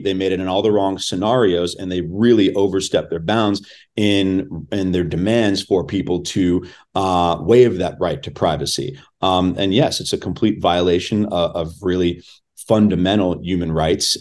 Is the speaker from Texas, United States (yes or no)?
no; Los Angeles, California, United States; I was born and raised in Los Angeles.